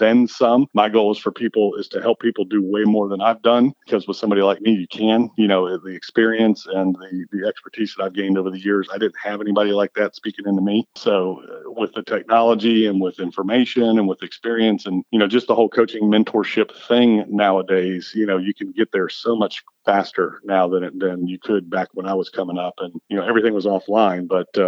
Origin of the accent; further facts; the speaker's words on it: California, United States; also born or lived in Florida / Virginia; I'm a surfer, lifelong surfer, you know, growing up in California, Florida, and Virginia. And then time in North Carolina.